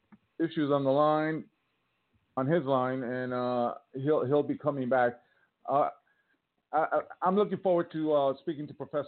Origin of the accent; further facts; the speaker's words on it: Millburn, New Jersey, United States; moved away; I'm from New Jersey